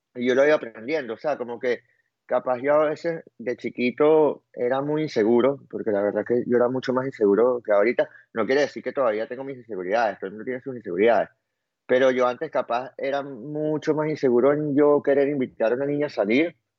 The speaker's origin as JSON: {"language": "Spanish", "country": "Venezuela", "said": "yo soy demasiado venezolano"}